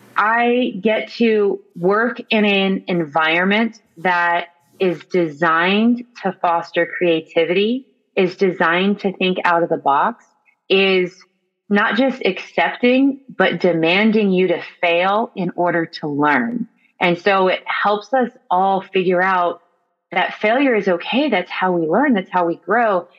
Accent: the Valley, California, United States; also born or lived in San Francisco; I actually was born and raised here in the Valley

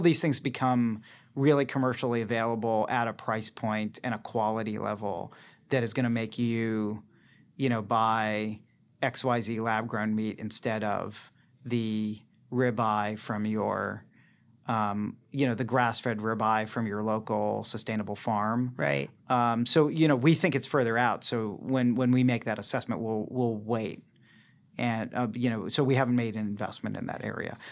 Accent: Boston, Massachusetts, United States; now in San Francisco, United States; I'm from the Boston area

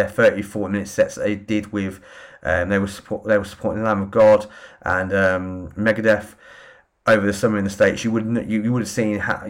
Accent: Northampton, East Midlands, United Kingdom; my hometown, Northampton

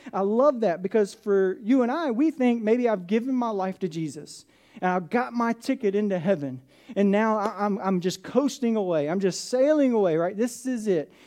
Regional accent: south of Atlanta, Georgia, United States; I grew up in Atlanta, south of Atlanta

